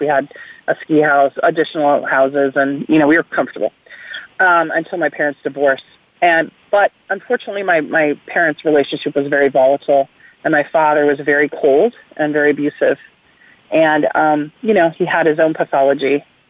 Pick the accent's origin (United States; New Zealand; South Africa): United States; West Coast; I was from the West Coast when I went to work for Biden.